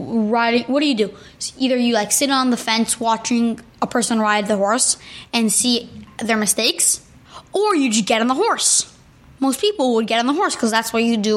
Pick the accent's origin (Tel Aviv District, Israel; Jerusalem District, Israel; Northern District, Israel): Jerusalem District, Israel; Jerusalem; moved away; I was born in Jerusalem